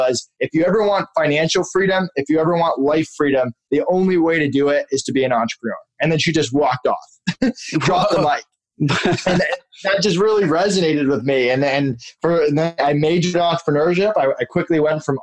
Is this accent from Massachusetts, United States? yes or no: yes; Massachusetts, United States; moved away as an adult; also born or lived in Connecticut; now in Orlando, United States; I live in Orlando now, but I'm from Massachusetts originally. I lived there until I went to college